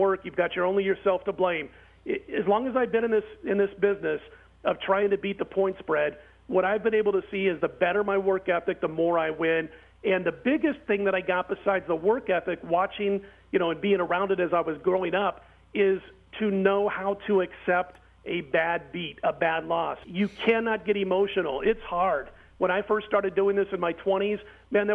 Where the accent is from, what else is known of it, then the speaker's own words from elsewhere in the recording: Omaha, Nebraska, United States; I grew up in Omaha, Nebraska